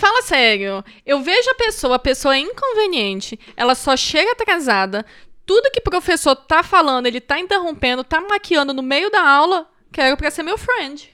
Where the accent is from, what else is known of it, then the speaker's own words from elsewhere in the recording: Moraes, eastern Minas Gerais, Brazil; moved away; also born or lived in Itajubá, Minas Gerais / Vitória, Espírito Santo; eu nasci em Itajubá, gente, que é sul de Minas, graças a Deus. E cresci em Moraes, que é leste de Minas